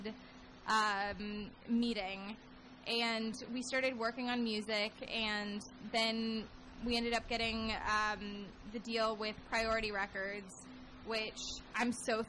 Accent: Northern California, United States; now in Los Angeles, United States; we're from the same exact place in Northern California

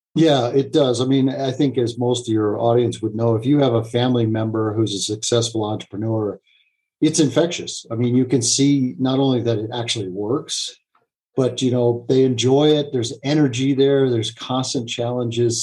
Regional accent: United States; I'm an American

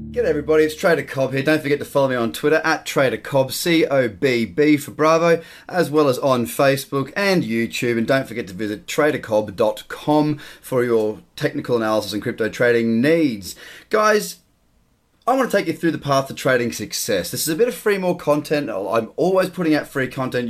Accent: Australia; As an Australian

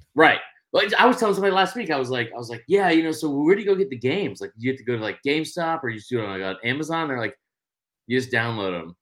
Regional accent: Atlanta, Georgia, United States; I'm from Atlanta

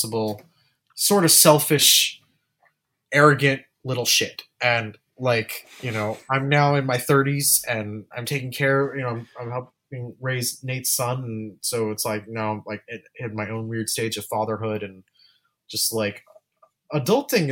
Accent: Los Angeles, California, United States; that's in my hometown

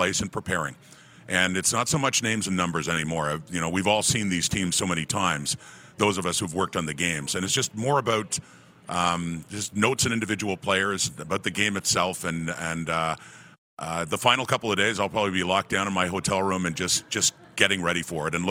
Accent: Ottawa, Ontario, Canada; moved away; I was originally from Ottawa. I was an old Ottawa Rough Rider fan

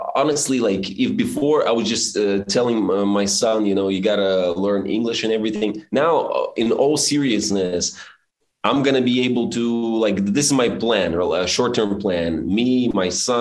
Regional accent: Belarus; moved away; also born or lived in Suzhou, China; when I was the only Belarusian most people knew in Suzhou

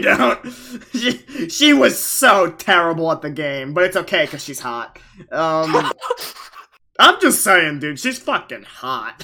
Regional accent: Long Island, New York, United States; I am from Long Island.

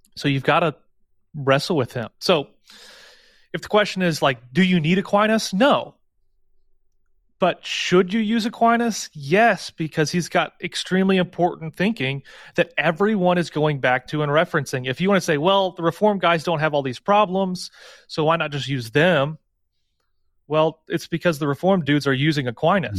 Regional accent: St. Louis, Missouri, United States; I'm from Saint Louis

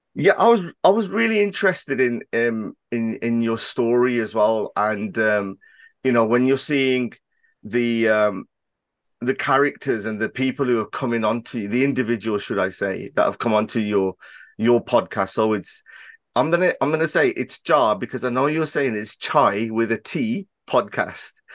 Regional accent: Birmingham, West Midlands, United Kingdom; my accent and, and the area that I'm from in Birmingham, we do have a certain, um, way of, uh, speaking

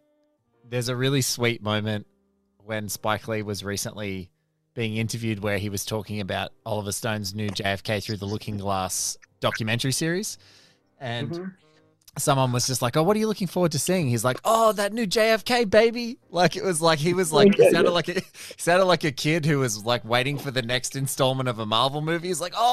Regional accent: Australia; Like, as an Australian, I was like, were people, I couldn't believe it.

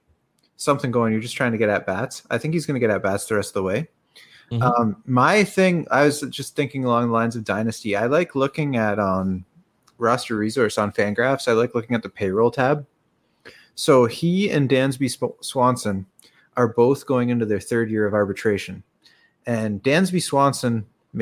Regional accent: Canada; I'm Canadian

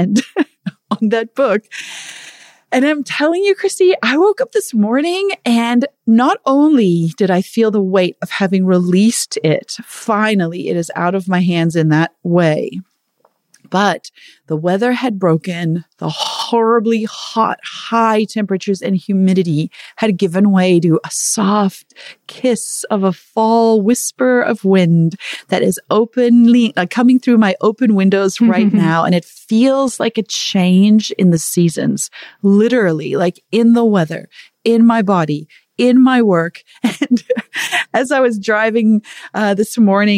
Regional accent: Zululand, KwaZulu-Natal, South Africa; I was born in Zulu land

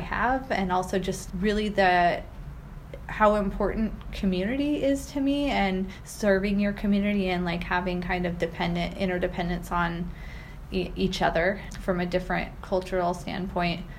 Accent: Pacific Northwest, United States; growing up in the Pacific Northwest

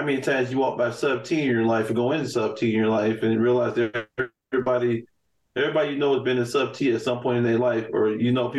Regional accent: Chicago, Illinois, United States; I grew up on Laramie and Polk

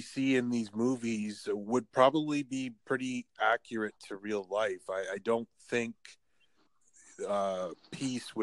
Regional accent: Canada; I'm in Canada. I am in Canada. I am from Canada.

